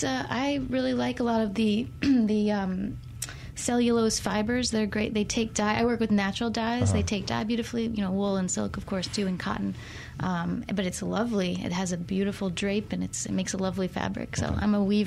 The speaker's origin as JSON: {"language": "English", "town": "Miami", "region": "Florida", "country": "United States", "tie": "born or raised there", "said": "I was born in Miami."}